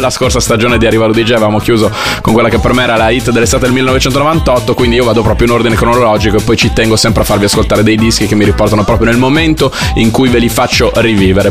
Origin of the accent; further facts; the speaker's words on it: Bologna, Emilia-Romagna, Italy; io da bolognese